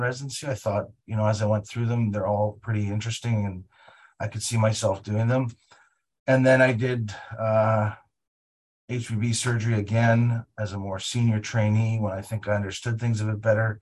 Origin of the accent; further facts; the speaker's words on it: Winnipeg, Manitoba, Canada; moved away as an adult; also born or lived in Toronto; now in Calgary, Canada; I was born in Winnipeg, Manitoba, and I grew up in Winnipeg